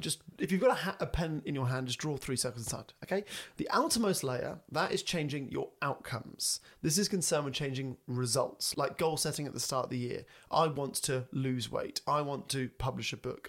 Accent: England, United Kingdom; We are English.

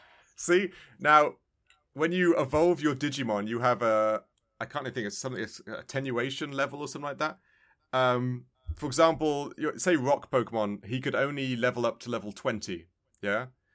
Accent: England, United Kingdom; I think it must have a way how I view things because I was brought up in England.

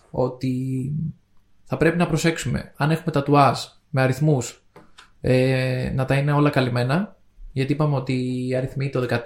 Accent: Spain; accent: Spanish; Greek is a second language; Εγώ έχω την προφορά τη Ισπανία.

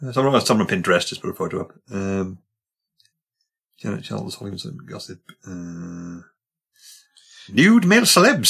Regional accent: Wales, United Kingdom; I say that as a Welshman.

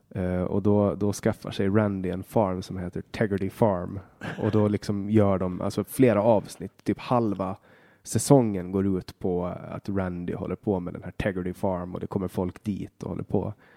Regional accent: Åland Islands; hemma på Åland

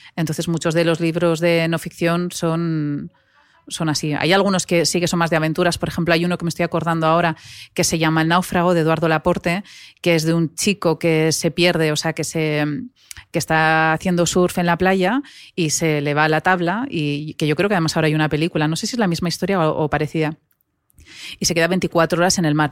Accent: Navarre, Spain; soy navarra

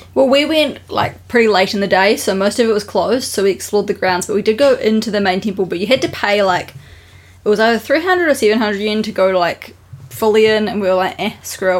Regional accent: New Zealand; now in Japan; we're from New Zealand

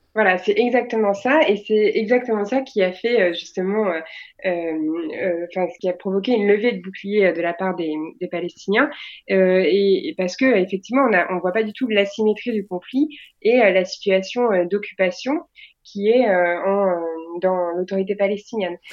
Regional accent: France; on est des Français

